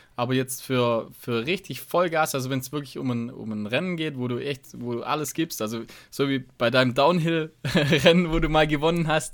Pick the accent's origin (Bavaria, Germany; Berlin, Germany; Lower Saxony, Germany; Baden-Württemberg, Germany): Baden-Württemberg, Germany; Tuttlingen region; moved away; in Region Tuttlingen, sage ich mal. Also das ist dann meine alte Heimat